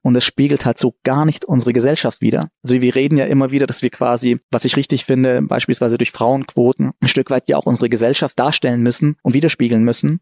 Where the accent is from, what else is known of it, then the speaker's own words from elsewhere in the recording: Germany; also born or lived in Frankfurt; hier bin ich aufgewachsen, hier habe ich eine große Chance bekommen und ähm, ist heute meine Heimat und mein Zuhause